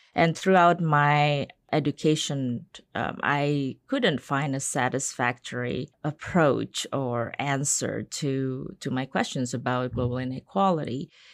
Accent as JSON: {"language": "English", "country": "Indonesia", "tie": "born or raised there", "moved": "yes", "lives_now": "United States", "said": "I'm from Indonesia."}